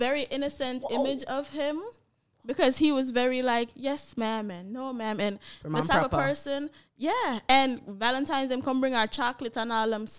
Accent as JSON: {"language": "English", "country": "Jamaica", "tie": "born or raised there", "said": "not to shame my poor little country, but we grew up in Jamaica too"}